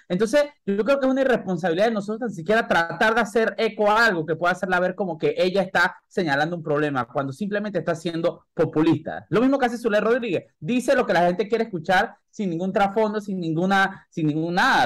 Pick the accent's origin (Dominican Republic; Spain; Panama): Panama; como panameño